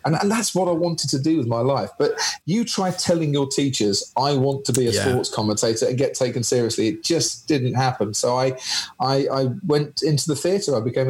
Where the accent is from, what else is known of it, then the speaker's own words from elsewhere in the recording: Stevenage, East of England, United Kingdom; born there; I was born in Stevenage.